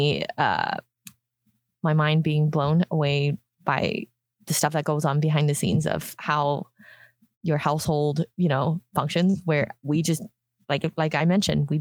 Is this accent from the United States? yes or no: no; Hong Kong; moved away; I grew up in Hong Kong